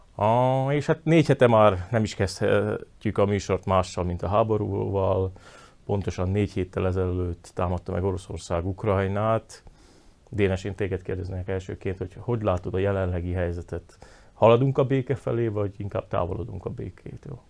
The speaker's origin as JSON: {"language": "Hungarian", "country": "Slovakia", "said": "akik e, magyarként Szlovákiában élünk"}